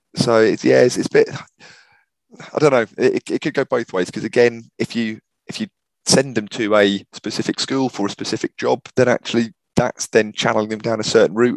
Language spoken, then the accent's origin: English; Norwich, East of England, United Kingdom; also born or lived in New Zealand; currently based in, in Norwich, back in my, my hometown